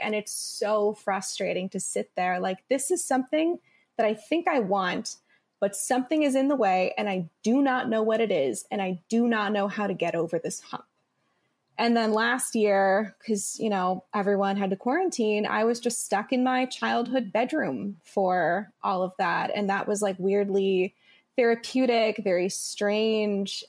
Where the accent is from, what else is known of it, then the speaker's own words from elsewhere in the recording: Midwest, United States; I grew up in the Midwest, and then I went to a small liberal arts school in the Midwest.